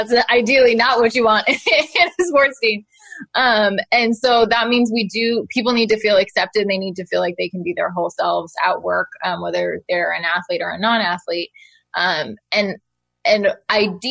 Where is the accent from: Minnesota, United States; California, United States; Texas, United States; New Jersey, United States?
California, United States; Oakland; I grew up in Oakland in the Bay Area